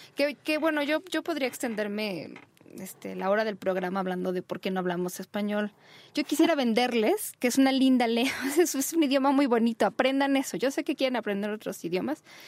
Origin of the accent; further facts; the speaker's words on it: Mexico; donde vivimos, nuestra querida México, que fue donde yo nací